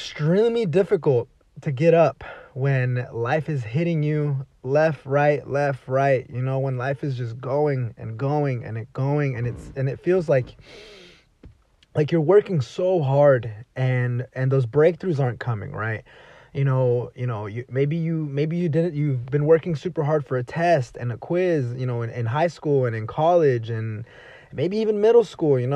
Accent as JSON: {"language": "English", "town": "Dallas", "region": "Texas", "country": "United States", "tie": "born or raised there", "also_born_or_lived": "Los Angeles, California", "moved": "as an adult", "lives_now": "California, United States", "said": "I was born and raised in Dallas, Texas"}